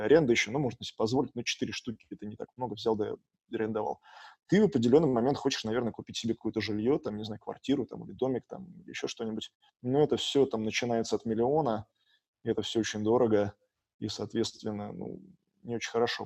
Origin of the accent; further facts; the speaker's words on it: Saint Petersburg, Russia; now in Silicon Valley, United States; я вырос в Питере